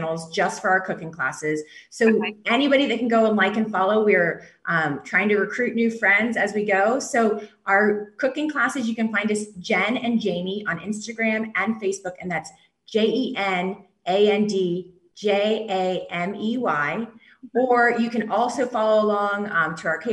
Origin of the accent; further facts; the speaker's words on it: the South, United States; we're from the South